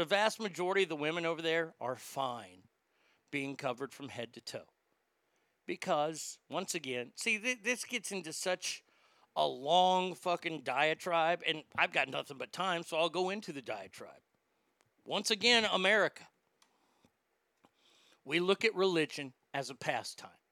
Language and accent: English; Texas, United States; I'm the redneck from Texas